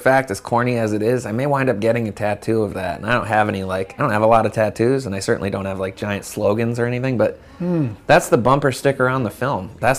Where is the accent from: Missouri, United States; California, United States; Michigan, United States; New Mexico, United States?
California, United States; San Francisco; you know, when you meet somebody older and you're like, I'm from San Francisco.